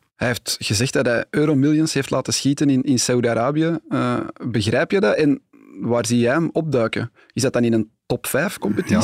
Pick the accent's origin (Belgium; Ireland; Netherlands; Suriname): Belgium; Antwerp, Flanders; accent: Antwerps; mijn Antwerps accent